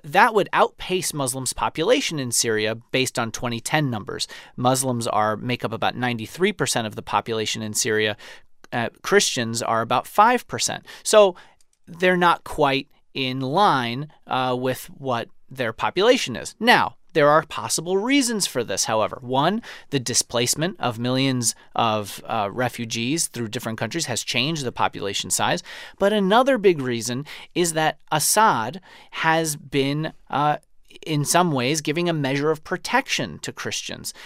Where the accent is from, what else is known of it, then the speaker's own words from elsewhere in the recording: New York City, New York, United States; moved away; someone who grew up fifteen minutes from it